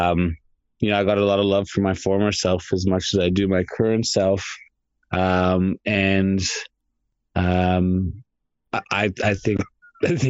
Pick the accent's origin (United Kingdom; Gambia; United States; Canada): Canada; my parents, ancestors went from India to Tanzania to Canada. So for me, it's, I'm Canadian